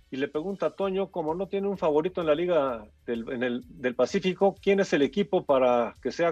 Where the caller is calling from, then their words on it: Irapuato, Guanajuato, Mexico; Muy buenas tardes … de Irapuato, Guanajuato.